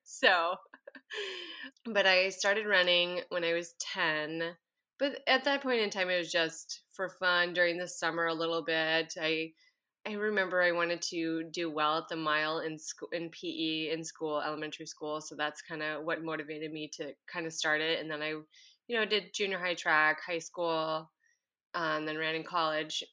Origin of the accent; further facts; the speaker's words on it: Minnesota, United States; moved away as an adult; now in Anchorage, United States; I currently live in Anchorage, Alaska, but I grew up in Minnesota